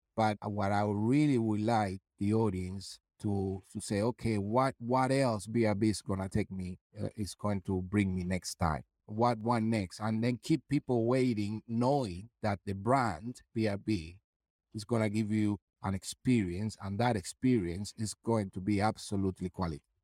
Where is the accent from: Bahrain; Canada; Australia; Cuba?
Cuba; moved away; also born or lived in London; that kid that I was coming from Cuba and now a principal dancer and a guest star in the Royal Opera House